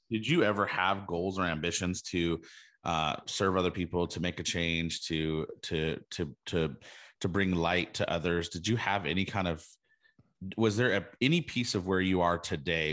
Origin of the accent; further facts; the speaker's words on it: California, United States; we, we grew up in California together